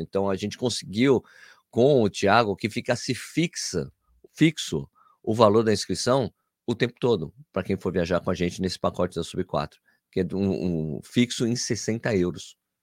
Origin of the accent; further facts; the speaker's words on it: São Paulo, Brazil; Nasci em São Paulo, mas sou filho de pernambucano